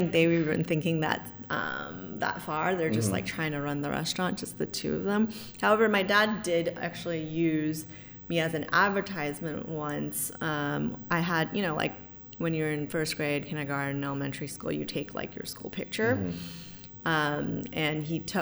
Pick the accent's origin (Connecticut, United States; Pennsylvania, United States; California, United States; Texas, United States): California, United States; San Francisco; I was born and raised in San Francisco